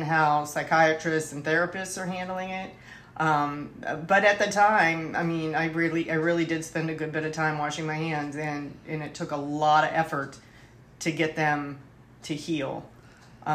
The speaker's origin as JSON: {"language": "English", "town": "Pittsburgh", "region": "Pennsylvania", "country": "United States", "said": "I'm from Pittsburgh originally"}